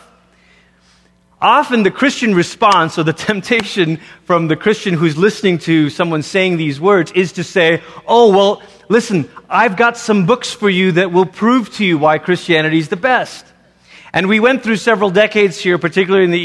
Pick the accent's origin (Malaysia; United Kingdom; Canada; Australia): Malaysia; moved away; growing up in Malaysia, as I did